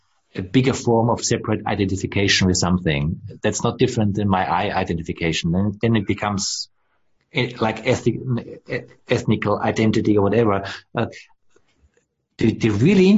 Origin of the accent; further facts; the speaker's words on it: Austria; now in Germany; I grew up in Austria, I live in Germany.